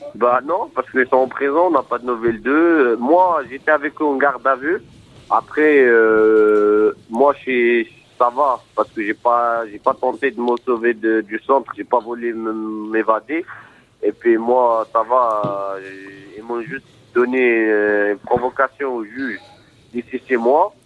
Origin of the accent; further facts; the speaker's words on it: Morocco; now in France; Moi déjà, suis de nationalité marocaine. Je suis marocain